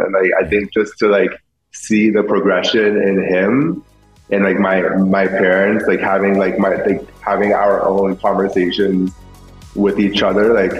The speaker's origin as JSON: {"language": "English", "country": "Vietnam", "tie": "born or raised there", "second_language": "English", "said": "not knowing like really any English, like not being around, like being gay was not the normal of growing up in Vietnam."}